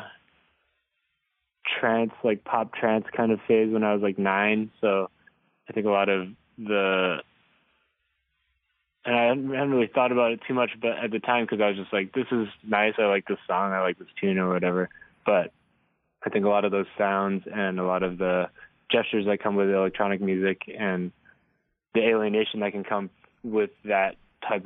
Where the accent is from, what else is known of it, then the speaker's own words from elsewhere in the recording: Hong Kong; moved away; growing up in Hong Kong